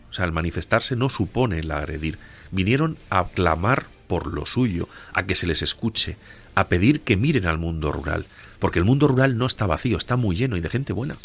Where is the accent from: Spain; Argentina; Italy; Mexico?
Spain; Cabañeros, Castilla-La Mancha; en Cabañeros, en mi tierra